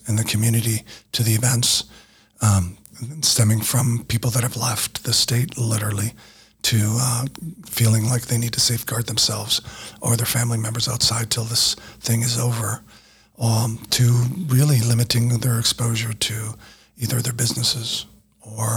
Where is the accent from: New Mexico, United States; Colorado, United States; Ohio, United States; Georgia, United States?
New Mexico, United States; I grew up here in Small, New Mexico